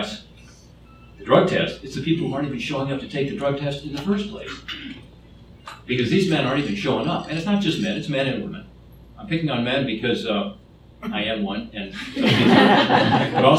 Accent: Ohio, United States; my home state of Ohio

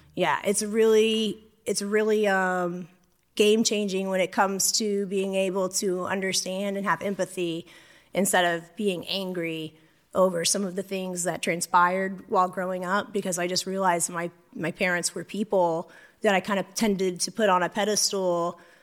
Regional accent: St. Augustine, Florida, United States; also born or lived in Louisiana; I grew up in Saint Augustine, Florida

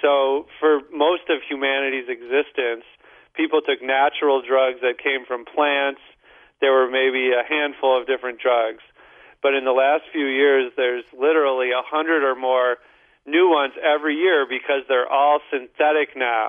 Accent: St. Louis, Missouri, United States; I'm from St. Louis too

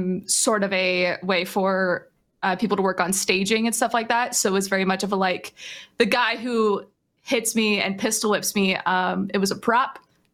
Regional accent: Southern California, United States; I grew up in Southern California

